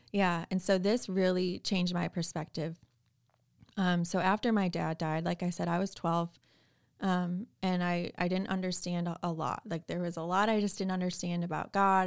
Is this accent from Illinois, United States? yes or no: yes; Chicago suburbs, Illinois, United States; moved away as an adult; also born or lived in San Antonio, Texas / Austin, Texas; now in Nashville, United States; I was born and raised in the Chicago suburbs, um, lived there my whole life